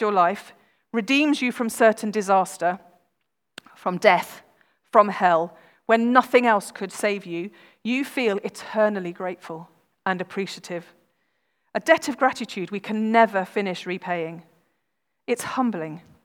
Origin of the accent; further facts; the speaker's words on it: United Kingdom; we are British